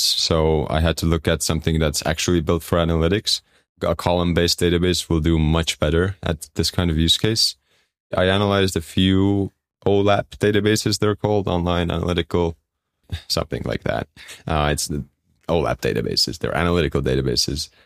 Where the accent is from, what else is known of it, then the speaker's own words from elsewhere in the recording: Estonia; moved away as an adult; also born or lived in London; I'm from Estonia